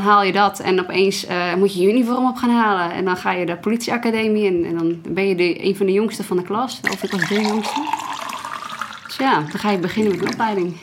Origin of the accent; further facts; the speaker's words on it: Netherlands; als Nederlander